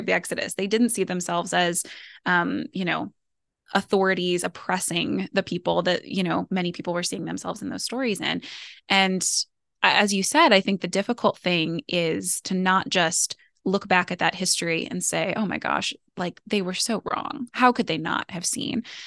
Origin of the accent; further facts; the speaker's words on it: United States; as an American